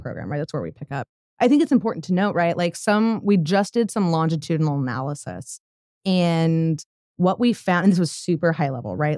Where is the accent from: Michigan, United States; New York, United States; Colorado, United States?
Colorado, United States; moved away as an adult; now in Tulsa, United States; I grew up in Colorado, moved here about five years ago